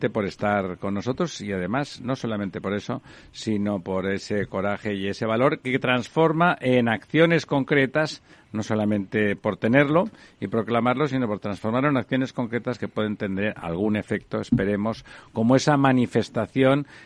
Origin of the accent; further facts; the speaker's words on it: Barcelona, Catalonia, Spain; moved away; ahí en mi tierra en Cataluña en Barcelona